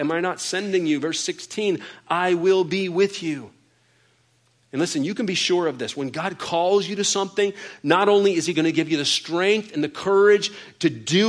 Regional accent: Georgia, United States; I'm from Georgia

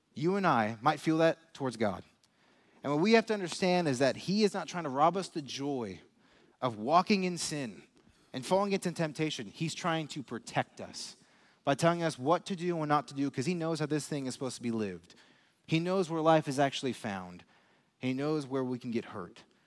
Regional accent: Las Vegas, Nevada, United States; moved away as an adult; now in Lee's Summit, United States; I'm from Las Vegas

